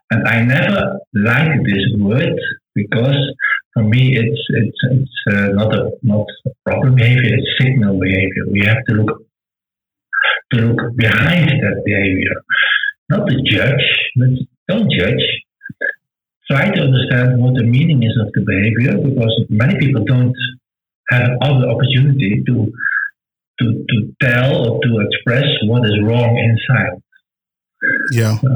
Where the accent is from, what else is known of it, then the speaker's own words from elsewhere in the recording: Netherlands; English is a second language; I want to excuse for my bad English because I'm not from England. I'm just a Dutch guy, a Dutch boy. So sometimes maybe my, my English is not so good.